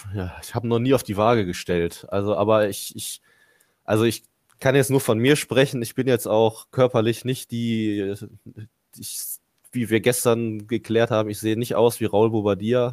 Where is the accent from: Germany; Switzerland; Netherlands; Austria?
Germany; Mönchengladbach, North Rhine-Westphalia; Ich bin in Gladbach geboren, Gladbach aufgewachsen